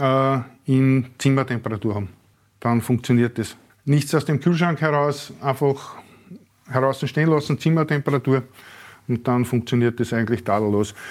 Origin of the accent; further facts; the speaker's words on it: Neudörfl, Burgenland, Austria; ich bin aus Neudörfel